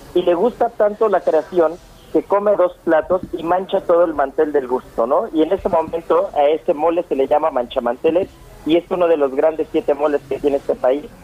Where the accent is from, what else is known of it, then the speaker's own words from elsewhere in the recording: Mexico; nos representan como mexicanos